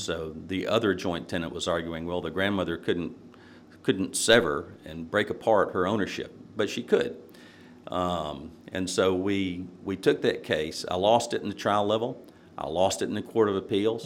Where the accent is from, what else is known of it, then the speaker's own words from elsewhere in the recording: Nashville, Tennessee, United States; growing up in Nashville, uh, it was a good experience